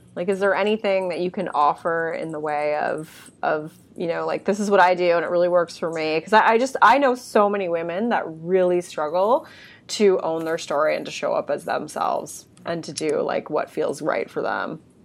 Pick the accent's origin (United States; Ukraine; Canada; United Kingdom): Canada; being Canadian